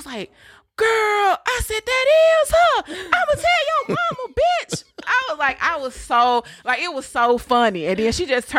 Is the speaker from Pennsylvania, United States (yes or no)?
no; Memphis, Tennessee, United States; moved away as an adult; I keep telling y'all I'm from Memphis. I only been here a few years.